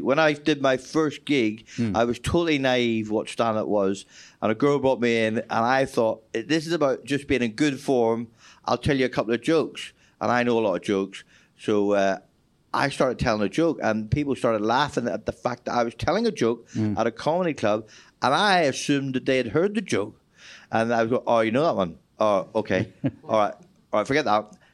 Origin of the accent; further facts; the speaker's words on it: Ireland; moved away as an adult; also born or lived in Australia / London; as an Irish person going to Australia